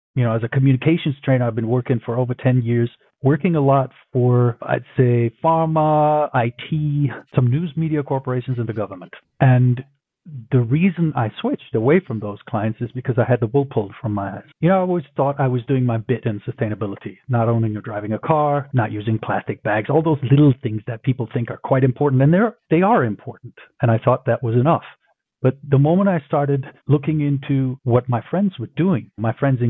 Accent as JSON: {"language": "English", "region": "Berlin", "country": "Germany", "tie": "born or raised there", "also_born_or_lived": "Tokyo", "moved": "yes", "said": "I grew up in Berlin, my hometown"}